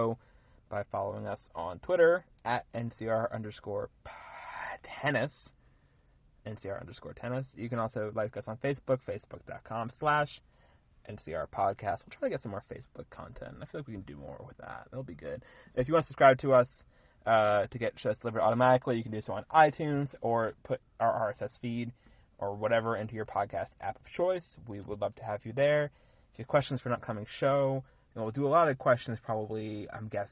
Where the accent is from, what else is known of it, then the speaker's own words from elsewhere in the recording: Washington, District of Columbia, United States; I grew up in Washington